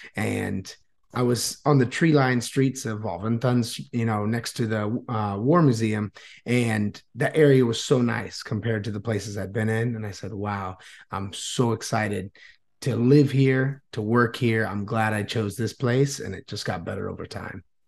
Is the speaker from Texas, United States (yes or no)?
no; New Smyrna Beach, Florida, United States; moved away as an adult; now in Vietnam; I was born and raised in Florida, uh, New Smyrna Beach area